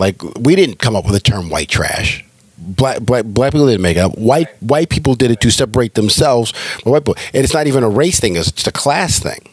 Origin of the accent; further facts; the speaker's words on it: California, United States; now in Georgia, United States; I'm a liberal from California.